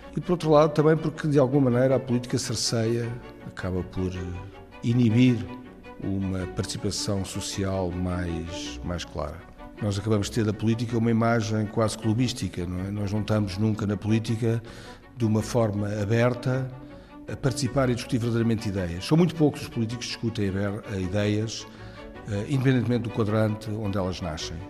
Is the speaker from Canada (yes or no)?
no; Portugal; como portugueses